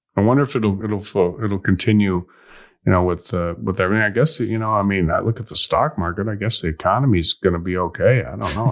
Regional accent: Illinois, United States; I'm from Illinois

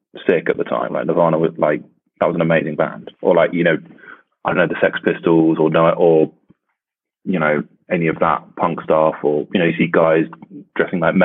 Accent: the south of England, United Kingdom; I grew up in England, so it never got that cold. In the south

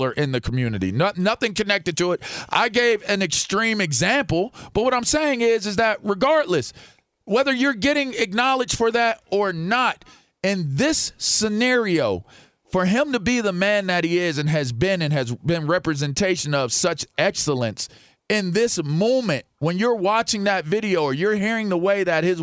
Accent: Pittsburgh, Pennsylvania, United States; the community that I grew up in Pittsburgh

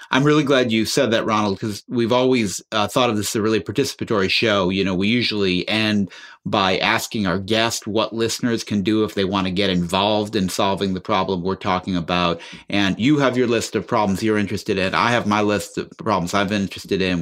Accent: Chicago, Illinois, United States; I grew up listening on the radio growing up in Chicago to Studs Terkel

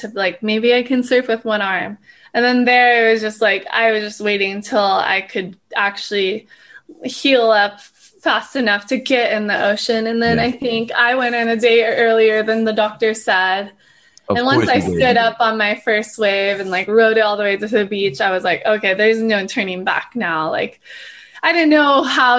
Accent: Hawaii, United States; born and raised in Hawaii, so it's a pretty special place.

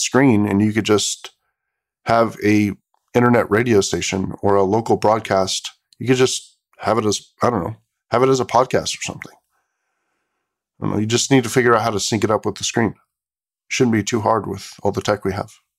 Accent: Bay Area, California, United States; something I grew up with in the Bay Area

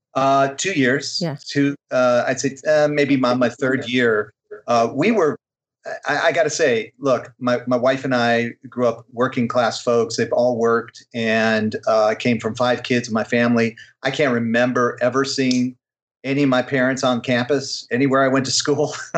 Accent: Illinois, United States; growing up in Illinois in the '70s

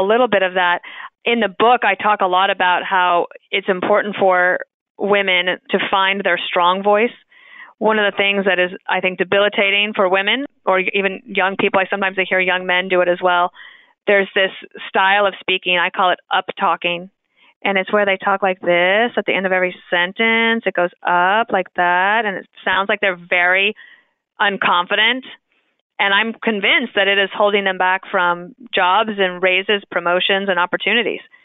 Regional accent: United States; moved away as an adult; also born or lived in Wyoming / Colorado / Illinois; I grew up in Wyoming and Colorado

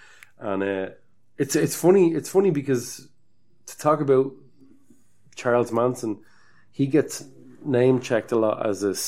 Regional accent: Ireland

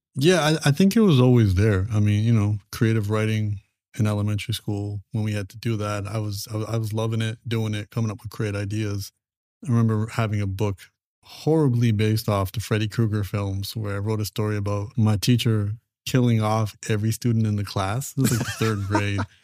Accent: Canada; my parents made the transition over to Canada, and then I was born in Canada

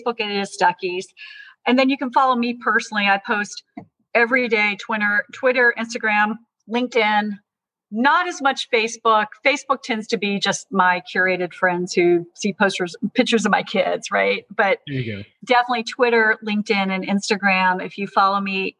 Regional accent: Georgia, United States; I'm from Georgia. My family's been in Georgia since the 1820s

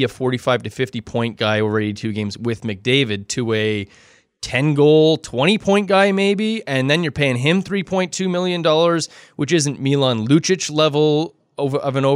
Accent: Canada; I'm a Canadian

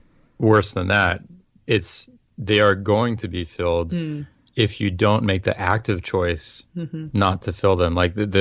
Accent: France; I grew up in France speaking French, and I went to all all my schooling in France was in public schools.

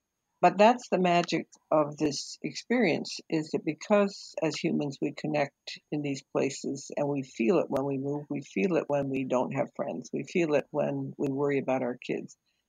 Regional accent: Nigeria; I was born and raised in Nigeria. My parents were teachers, worked with a mission group there.

